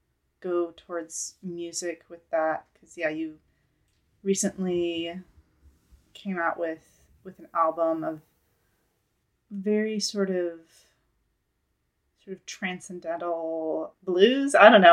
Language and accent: English; Russia; also born or lived in Ukraine; So I, you know this, but I grew up in Russia and then Ukraine.